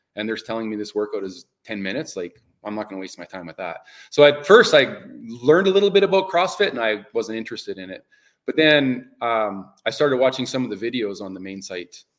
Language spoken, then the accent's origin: English; Canada; I love the change of seasons that we have in Canada